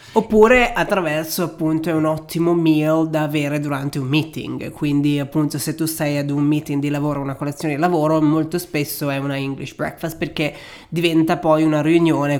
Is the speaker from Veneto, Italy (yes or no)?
yes; Venice, Veneto, Italy; io sono originario di Venezia